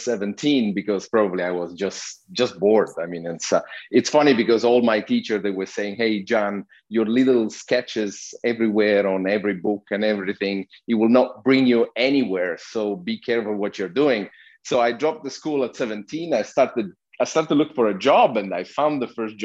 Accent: Sicily, Italy; English is a second language; moved away; also born or lived in Switzerland; I'm originally Italian. And I was born in Switzerland, but I grew up in a little town in Sicily. So okay. I bring with me my little accent from down there

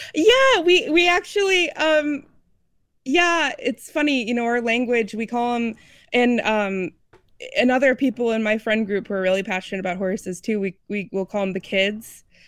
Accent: Midwest, United States; also born or lived in Seattle; now in Red Wing, Minnesota, United States; I'm originally from the Midwest

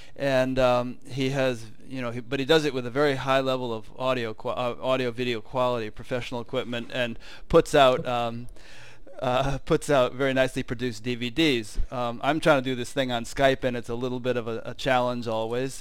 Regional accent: Fairfield, Connecticut, United States; I'm from Connecticut

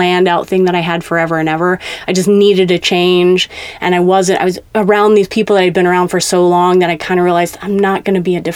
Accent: Kansas City, Missouri, United States; moved away as an adult; also born or lived in West Coast; I am from Kansas City, Missouri, originally

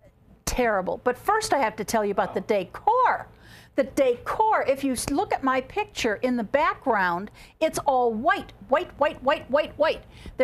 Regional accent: Chicago, Illinois, United States; now in Las Vegas, United States; I'm from Chicago.

